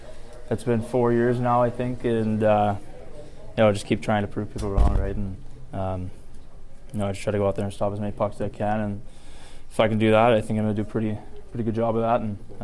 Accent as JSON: {"language": "English", "town": "Gilroy", "region": "California", "country": "United States", "tie": "born or raised there"}